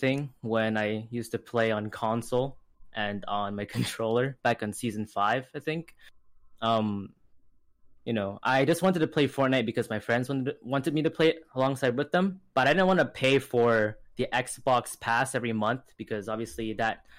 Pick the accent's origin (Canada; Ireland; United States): Canada; British Columbia; I'm from Canada, BC, and currently I am in high school